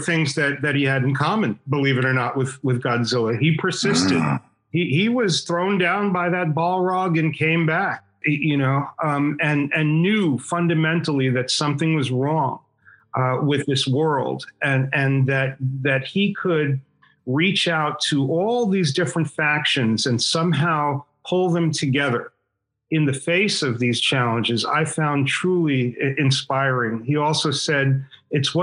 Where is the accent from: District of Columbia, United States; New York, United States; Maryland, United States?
New York, United States; New York City; also born or lived in Queens; I was born on Staten Island